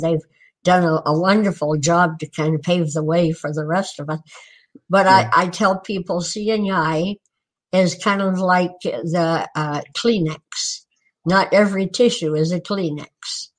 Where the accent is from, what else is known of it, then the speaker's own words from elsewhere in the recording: Newport, Vermont, United States; born there; No, actually, I was born in Newport, Vermont, because that was the closest hospital at the time.